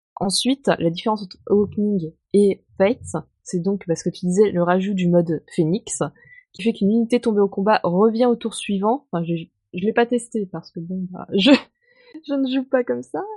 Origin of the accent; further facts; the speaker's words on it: France; je suis française